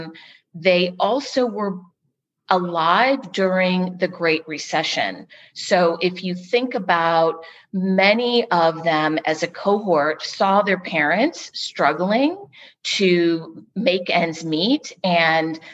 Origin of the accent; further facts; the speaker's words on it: California, United States; now in Texas, United States; Growing up in California